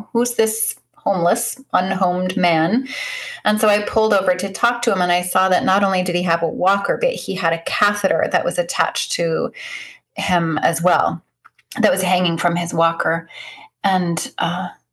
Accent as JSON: {"language": "English", "region": "Northeast Kingdom of Vermont", "country": "United States", "said": "I hail from the Northeast Kingdom of Vermont, about 30 minutes south of the Canadian border."}